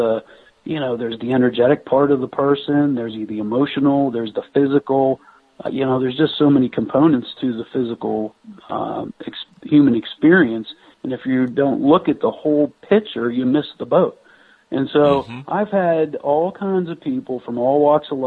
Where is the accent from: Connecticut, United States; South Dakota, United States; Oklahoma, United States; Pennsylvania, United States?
Pennsylvania, United States; moved away as an adult; also born or lived in New Mexico; I'm originally from Pennsylvania